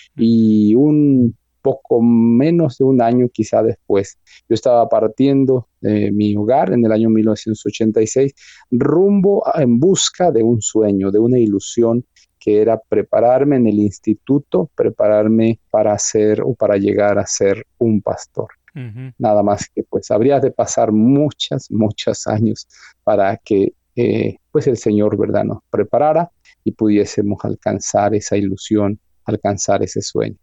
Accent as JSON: {"language": "Spanish", "region": "Mexico City", "country": "Mexico", "tie": "born or raised there", "said": "Yo nací en una de las colonias más ah, conflictivas hasta hoy de la Ciudad de México, la delegación Iztapalapa"}